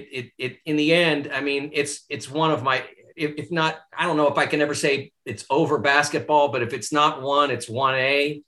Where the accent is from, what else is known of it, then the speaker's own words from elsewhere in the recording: Pittsburgh, Pennsylvania, United States; I grew up in Pittsburgh in the 70s.